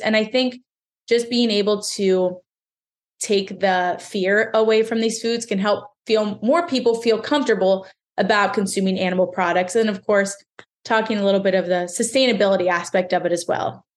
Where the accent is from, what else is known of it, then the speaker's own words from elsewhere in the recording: Pennsylvania, United States; I'm from Pennsylvania